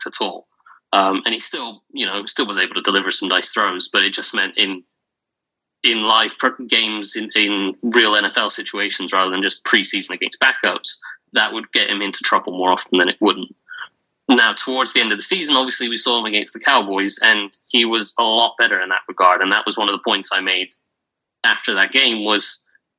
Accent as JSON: {"language": "English", "region": "England", "country": "United Kingdom", "accent": "English", "said": "if you haven't heard from the accent, I'm English"}